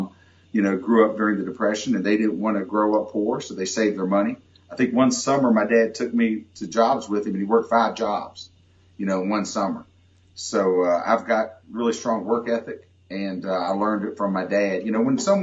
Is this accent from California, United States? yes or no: no; McDowell County, Southern West Virginia, United States; accent: Southern West Virginia twang; also born or lived in Bluefield, West Virginia; I was born and raised in Southern West Virginia. I still have my Southern West Virginia twang.